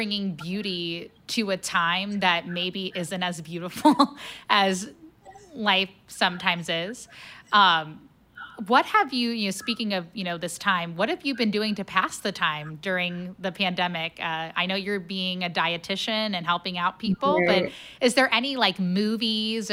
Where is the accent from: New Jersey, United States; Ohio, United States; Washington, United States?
Ohio, United States; Cincinnati; now in St. Louis, United States; I'm originally from Cincinnati